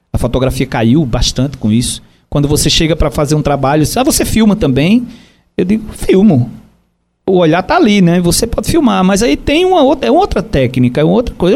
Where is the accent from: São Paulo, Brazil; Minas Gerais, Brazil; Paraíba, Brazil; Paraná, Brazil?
Paraíba, Brazil; João Pessoa; Eu sou de João Pessoa, amo João Pessoa, comecei minha vida de fotografia em João Pessoa